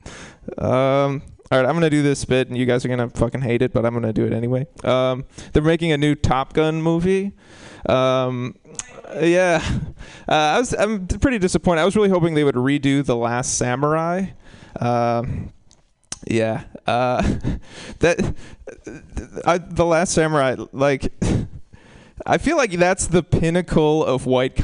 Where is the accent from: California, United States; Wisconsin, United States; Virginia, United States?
Wisconsin, United States; moved away; I'm from Wisconsin. People are so racist in Wisconsin